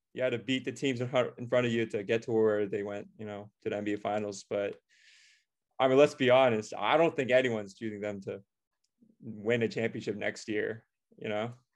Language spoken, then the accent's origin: English; Orange County, California, United States; We're both from Orange County. We've been childhood friends since, uh, third grade, and we've basically grown up together